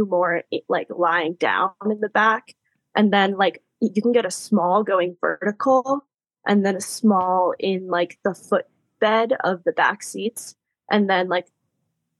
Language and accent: English; East Coast, United States; I grew up on the East Coast